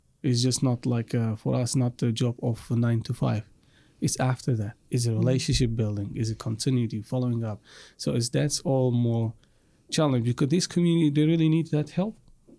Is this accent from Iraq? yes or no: yes; Iraq; moved away; And I, by the way, I come from Iraq. And from Iraq also I'm from Assyrian community.